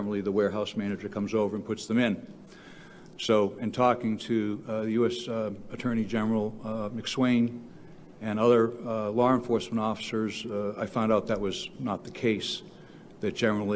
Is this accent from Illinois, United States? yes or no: no; Delaware County, Pennsylvania, United States; I'm from Delaware County